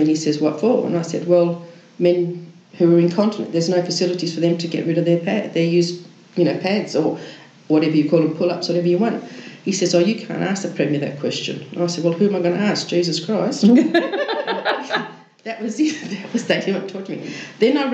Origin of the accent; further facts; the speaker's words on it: Kalgoorlie, Western Australia, Australia; moved away; I come from Kalgoorlie originally